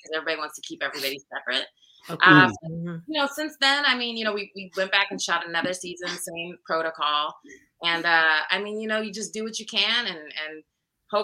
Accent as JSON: {"language": "English", "region": "Iowa", "country": "United States", "also_born_or_lived": "Chicago / Los Angeles / Washington, D.C. area", "moved": "as an adult", "said": "I'm from Iowa. So I get back home for a few years"}